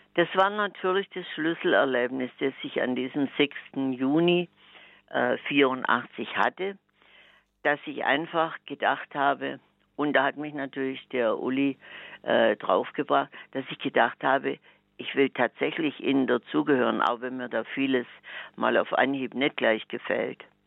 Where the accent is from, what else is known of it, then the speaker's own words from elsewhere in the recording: Swabia, Germany; als echter Schwabe